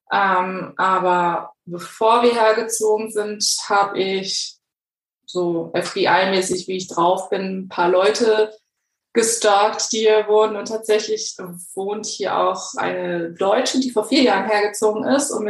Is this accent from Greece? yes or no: yes; Greece; By the way, ich bin Griechin für die Hörer.